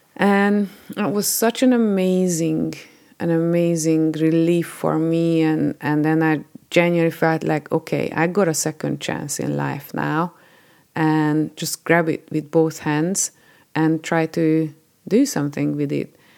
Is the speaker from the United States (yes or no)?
no; Hungary; moved away as an adult; I was born in Hungary and, uh, lived there till I was twenty-nine